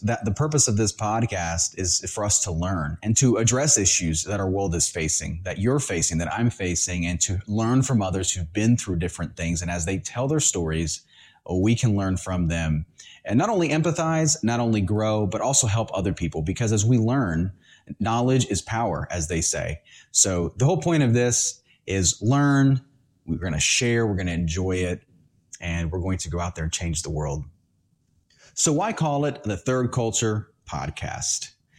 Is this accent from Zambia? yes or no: no; Honduras; born there; I was born in Central America in the country of Honduras. So it's a third world country. And I was born there.